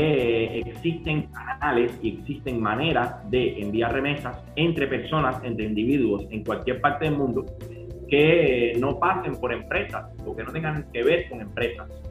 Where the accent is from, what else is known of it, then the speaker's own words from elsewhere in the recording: Cuba; como somos cubanos